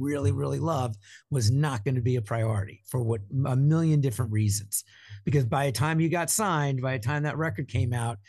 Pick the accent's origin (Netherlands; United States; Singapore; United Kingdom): United States; East Coast; now in Minnesota, United States; In fact, I moved to Minnesota in 94, but before then, growing up on the East Coast, I had never seen a Best Buy or a Walmart store.